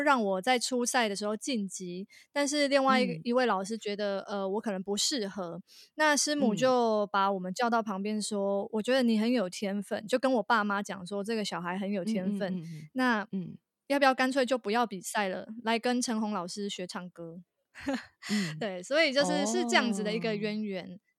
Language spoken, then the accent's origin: Chinese; Tainan, Taiwan; 因为我是台南人，然后呃，台南其实以前有那种地方电视台就会办歌唱比赛。